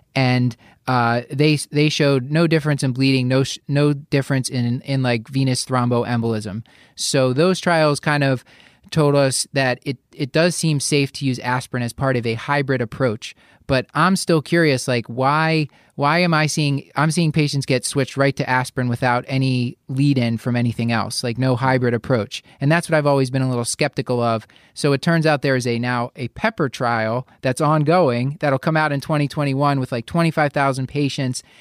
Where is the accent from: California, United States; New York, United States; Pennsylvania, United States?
Pennsylvania, United States; Philadelphia; my hometown of Philadelphia